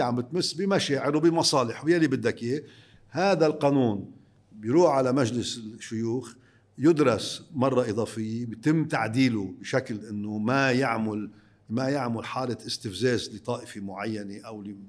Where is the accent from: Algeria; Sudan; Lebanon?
Lebanon; نحن كلبنانيين